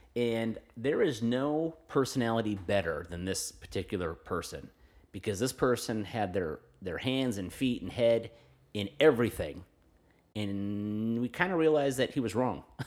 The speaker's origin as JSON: {"language": "English", "town": "Fresno", "region": "California", "country": "United States", "tie": "born or raised there", "said": "I grew up around Pinedale, where River Park is now"}